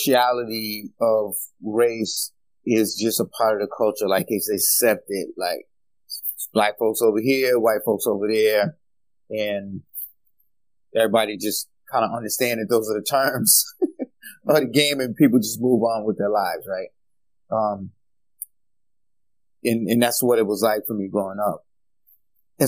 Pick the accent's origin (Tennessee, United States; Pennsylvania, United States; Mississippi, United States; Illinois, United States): Mississippi, United States; Mississippi Delta, United States; now in Rhode Island, United States; I grew up in the Mississippi Delta, what I call Fannie Lou Hamer country